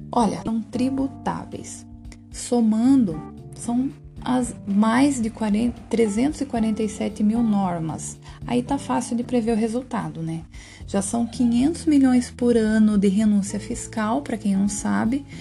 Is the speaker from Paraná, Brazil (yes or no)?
yes; Paraná, Brazil; Nascido e criado no Paraná